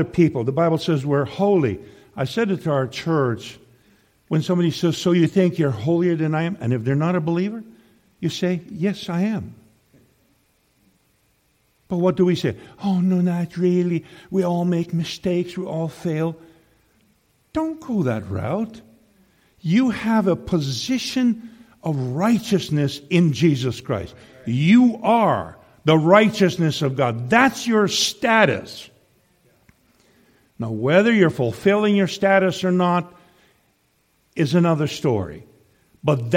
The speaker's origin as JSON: {"language": "English", "region": "Saskatchewan", "country": "Canada", "also_born_or_lived": "Tri-Cities", "moved": "yes", "lives_now": "Kamloops, Canada", "said": "I come from Saskatchewan originally"}